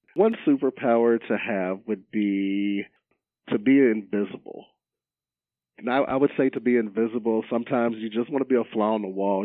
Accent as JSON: {"language": "English", "town": "Roanoke", "region": "Virginia", "country": "United States", "tie": "born or raised there", "also_born_or_lived": "Salem, Virginia", "said": "born and raised in the Roanoke, Virginia area"}